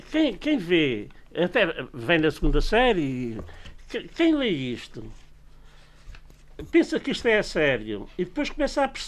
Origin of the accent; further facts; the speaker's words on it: Trafaria, Lisbon, Portugal; onde eu nasci, a Trafaria